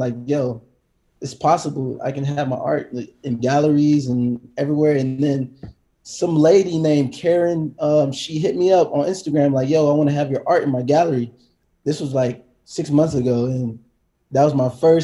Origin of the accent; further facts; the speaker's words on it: Atlanta, Georgia, United States; moved away as an adult; also born or lived in Decatur, Georgia; now in Los Angeles, United States; I grew up in Atlanta, Georgia, and Decatur